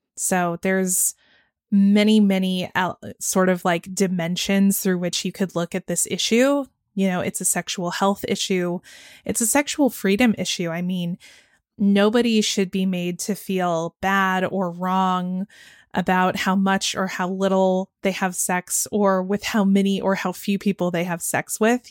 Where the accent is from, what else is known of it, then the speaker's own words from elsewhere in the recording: Georgia, United States; growing up in Georgia where they do abstinence only education